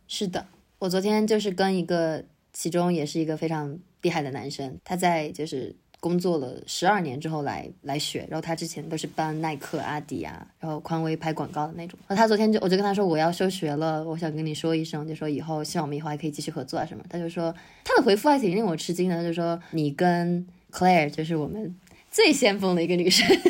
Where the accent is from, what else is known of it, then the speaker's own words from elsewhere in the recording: Weishan, Yunnan, China; moved away as an adult; now in United States; 我现在人在大理微山一个很小的古镇，就是我老家